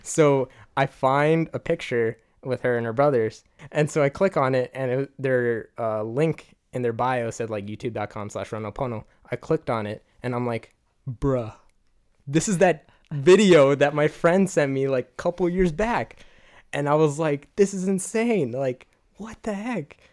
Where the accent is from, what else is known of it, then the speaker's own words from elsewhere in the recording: Gaithersburg, Maryland, United States; I'm from Gaithersburg